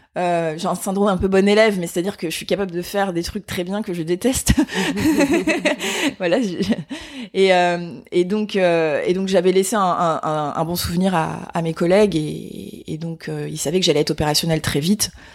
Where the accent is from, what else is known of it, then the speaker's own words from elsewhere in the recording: Épinal, Grand Est, France; je viens des Vosges hein, en fait. Donc je suis née à Épinal dans les Vosges